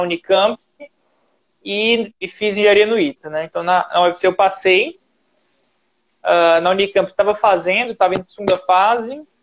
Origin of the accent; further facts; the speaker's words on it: Ceará, Brazil; eu sou do Ceará